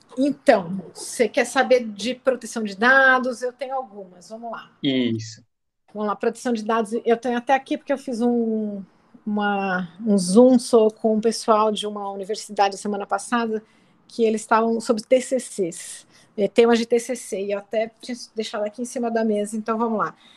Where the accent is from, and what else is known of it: Brazil